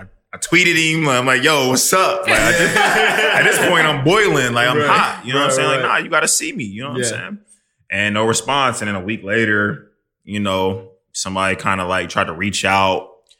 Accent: Midwest, United States; just not how I'm from the Midwest. Like, that's right. not how we move.

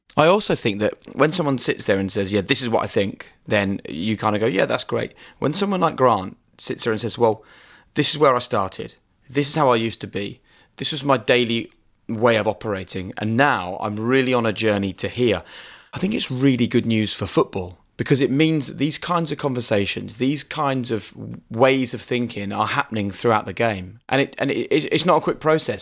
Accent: United Kingdom; we're British

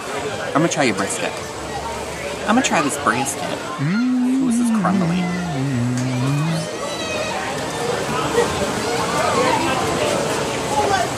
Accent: Boston, Massachusetts, United States; moved away; I come from Boston

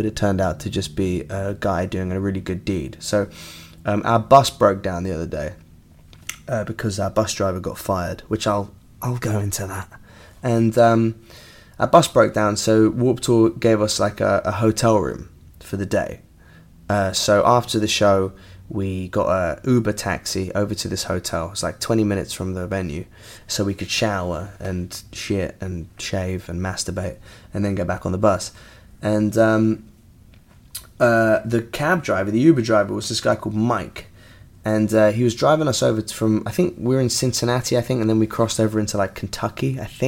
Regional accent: England, United Kingdom; I'm English

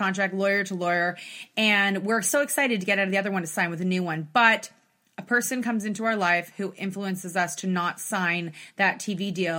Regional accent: Canada; we're Canadian for life.

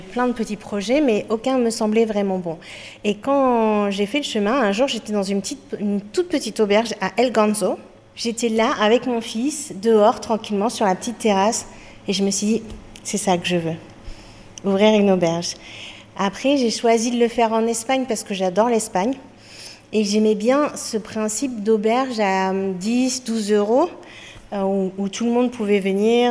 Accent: France; moved away as an adult; now in Spain; je suis française

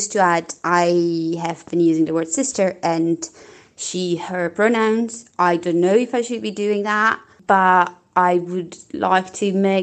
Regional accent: Poland; English is a second language; now in Portugal; I am from Poland, living in Portugal

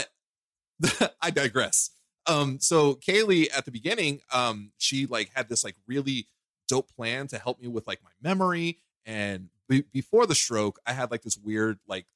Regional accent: New York City, New York, United States; moved away; I'm originally from Brooklyn

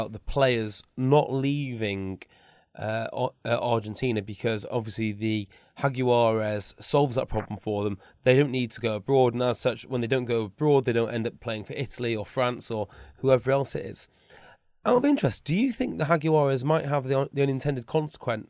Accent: Wales, United Kingdom; I'm Welsh

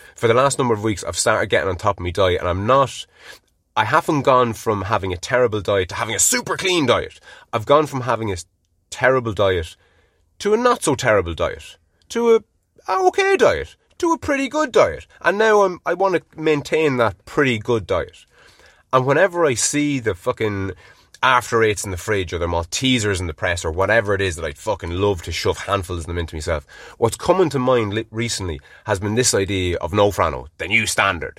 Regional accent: Ireland; being Irish

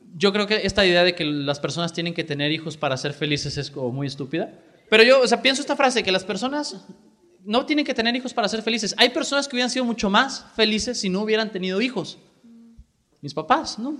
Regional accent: Jalisco, Mexico; en Jalisco particularmente tenemos una demanda muy alta de políticos que sean muy capaces porque tenemos un estado muy diverso

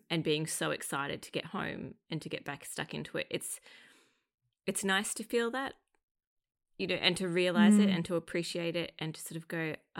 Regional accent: Australia; It's the Australian in me.

